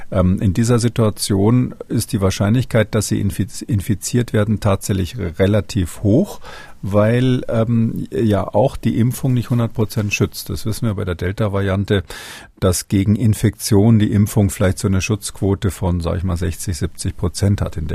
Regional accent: Swabia, Germany; Aber ich bin kein Sachse, ich bin Schwabe.

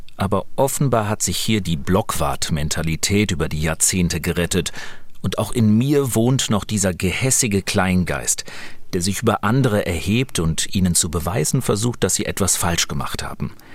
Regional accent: Germany; ich als Westdeutscher sagen kann, mit allem, wie ich aufgewachsen bin

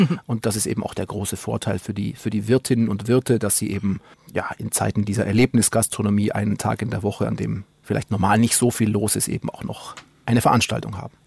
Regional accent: Oberstdorf, Bavaria, Germany; moved away; also born or lived in Duisburg; ich komme ja aus Oberstdorf im Allgäu

